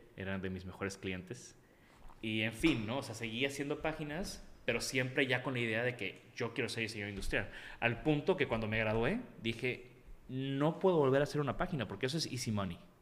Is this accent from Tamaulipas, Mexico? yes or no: yes; Tampico, Tamaulipas, Mexico; yo crecí en Tampico